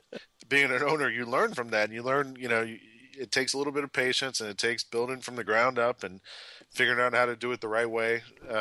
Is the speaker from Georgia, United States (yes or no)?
yes; Atlanta, Georgia, United States; moved away; I'm from Atlanta originally.